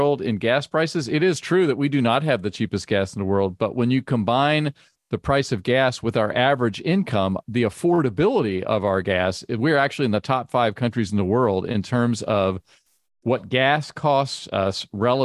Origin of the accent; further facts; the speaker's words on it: Virginia, United States; I grew up in Virginia